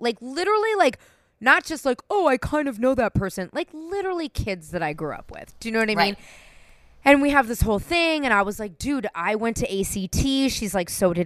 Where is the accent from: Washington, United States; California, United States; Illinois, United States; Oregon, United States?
California, United States; San Francisco; I'm born and raised in San Francisco